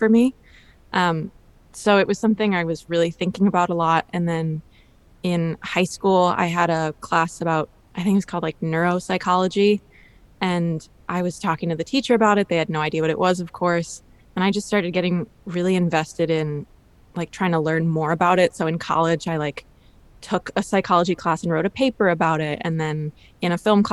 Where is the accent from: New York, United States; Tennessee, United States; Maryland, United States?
New York, United States; New York City; I'm from Brooklyn, New York, born and raised, still living in Brooklyn